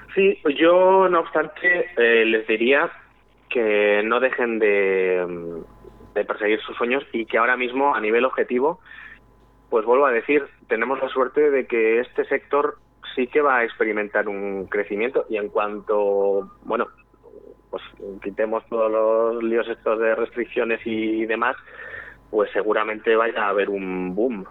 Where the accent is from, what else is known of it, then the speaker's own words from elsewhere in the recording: Valladolid, Castile and León, Spain; moved away as an adult; now in Madrid, Spain; yo de nacimiento soy madrileño, nazo aquí en Madrid, pero vamos, eh, me crío y crezco en Valladolid